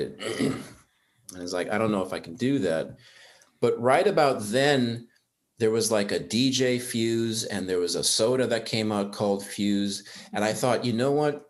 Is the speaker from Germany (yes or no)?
yes; Germany; moved away as an adult; now in United States; I grew up in Germany, and up until age 19, nobody called me